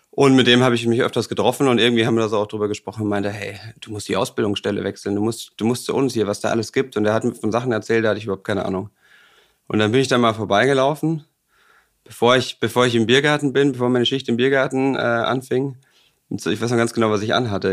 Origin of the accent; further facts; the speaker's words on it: Bavaria, Germany; moved away as an adult; now in Hamburg, Germany; ich komme aus Bayern